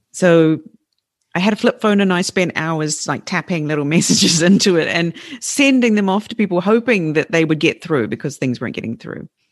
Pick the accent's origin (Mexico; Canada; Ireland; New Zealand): New Zealand; moved away as an adult; now in Fukushima, Japan; my home country, in a place which never gets earthquakes, Christchurch